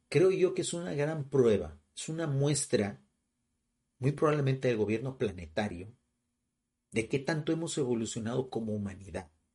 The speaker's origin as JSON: {"language": "Spanish", "country": "Mexico", "said": "vivo en México, o sea, y en un lugar totalmente rural de México"}